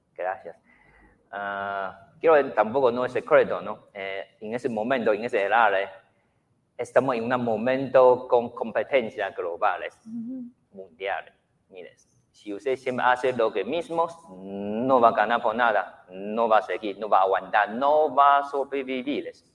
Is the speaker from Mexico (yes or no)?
no; Taiwan; Spanish is a second language; moved away as an adult; now in Guatemala; En mi país, Taiwán